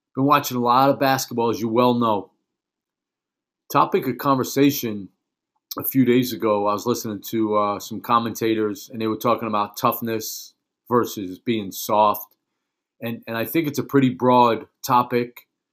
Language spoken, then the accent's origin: English; New York City, New York, United States; when I was a young kid growing up in Brooklyn, New York, back in the nineteen seventies